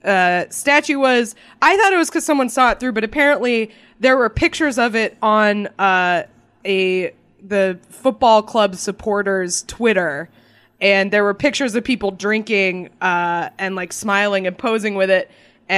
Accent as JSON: {"language": "English", "town": "Boston", "region": "Massachusetts", "country": "United States", "tie": "born or raised there", "said": "I grew up in the Boston area"}